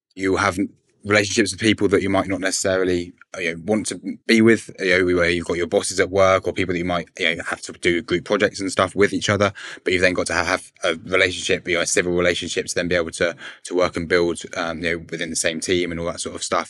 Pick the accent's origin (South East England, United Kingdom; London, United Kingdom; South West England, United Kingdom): South East England, United Kingdom; Berkshire; I'm 21 and I'm from Berkshire